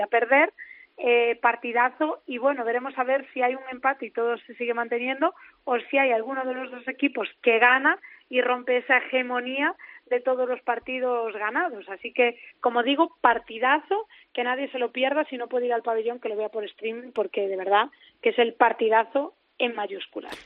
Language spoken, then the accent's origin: Spanish; Cea, Galicia, Spain; mi pabellón porque es el pabellón de mi pueblo, en el que disputé casi todos los partidos de mi vida